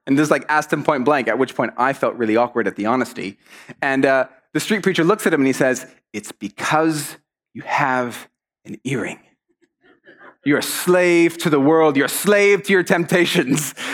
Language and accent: English; Mexico; moved away; I grew up in Mexico, and in Mexico, you're often very polite to people